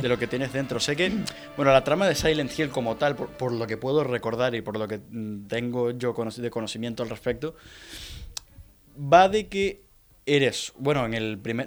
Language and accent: Spanish; Venezuela; Venezuela, en mi país